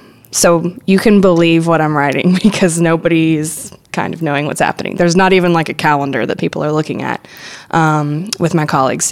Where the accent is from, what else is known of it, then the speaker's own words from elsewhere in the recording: Hattiesburg, Mississippi, United States; moved away as an adult; now in Memphis, United States; I grew up in South Mississippi, mostly in Hattiesburg or the Hattiesburg area, and I wanted to go to a bigger city. Hattiesburg is not like some tiny town or anything, but it is a smaller college town